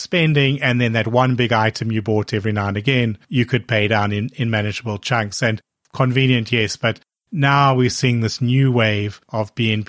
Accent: South Africa; moved away; I'm originally from South Africa and I started my career with credit cards there.

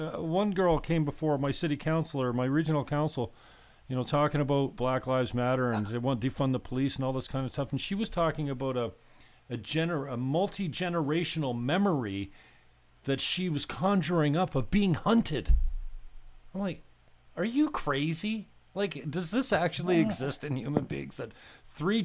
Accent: St. Catharines, Ontario, Canada; I'm in a place called St. Catharines, Ontario, Port Dalhousie specifically

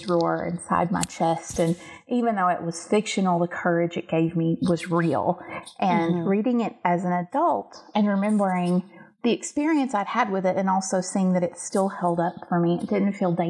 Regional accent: the South, United States; I grew up in a tiny little southern town

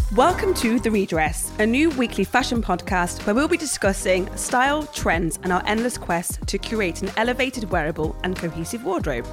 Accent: Nottingham, East Midlands, United Kingdom; moved away as an adult; back to Nottingham, my hometown

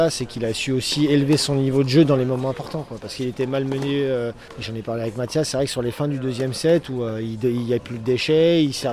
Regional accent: Brittany, France; Moi, j'adore jouer ici, j'adore revenir chez moi en Bretagne, donc je suis très content.

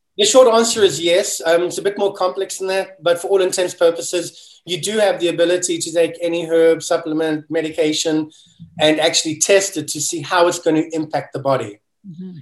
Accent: South Africa; moved away as an adult; now in United States; I'm a kid from South Africa, and it was always my dream to move to America

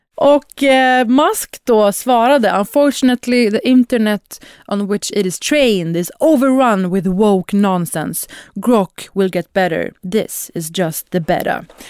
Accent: Sweden; Här har man behövt argumentera för att man är svensk i 30 år. Som då halvsvensk, halvpersisk, brun, stornäst person

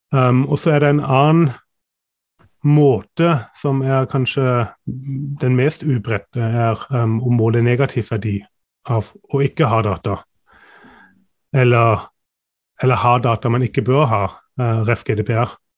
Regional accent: Germany; now in Norway; jeg er tysk

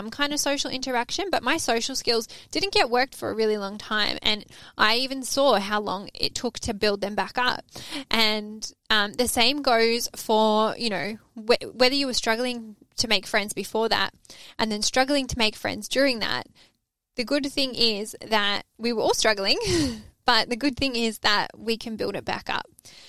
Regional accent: Melbourne, Victoria, Australia; moved away as an adult; now in Sydney, Australia; I'm Aussie. And she's like, where in Australia are you from? And I said, oh, I'm from Melbourne.

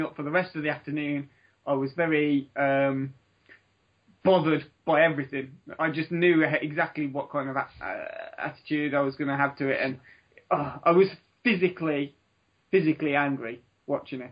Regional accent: Dudley, West Midlands, United Kingdom; When I grew up in Dudley

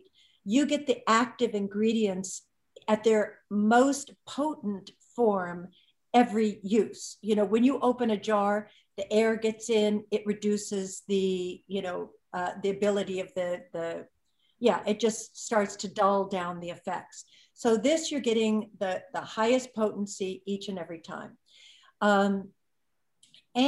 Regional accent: Malibu, California, United States; I grew up in Malibu, surfer girl on the beach

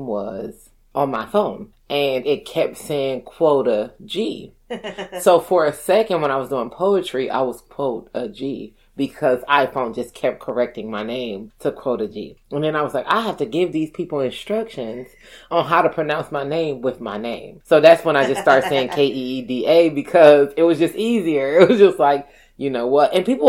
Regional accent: Milwaukee, Wisconsin, United States; moved away as an adult; also born or lived in Painesville, Ohio / Madison, Wisconsin; born and raised in Milwaukee, Wisconsin

